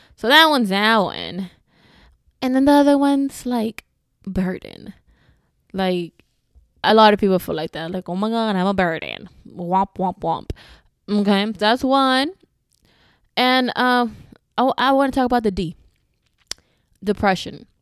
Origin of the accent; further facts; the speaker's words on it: Houston, Texas, United States; I'm from Houston